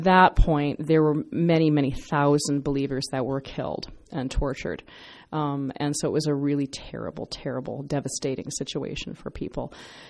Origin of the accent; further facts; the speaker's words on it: Iran; I'm Persian